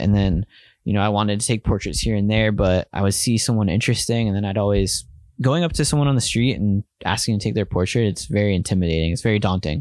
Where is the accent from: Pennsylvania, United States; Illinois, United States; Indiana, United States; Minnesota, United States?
Pennsylvania, United States; Bethlehem; now in New York, United States; where I grew up in Bethlehem, Pennsylvania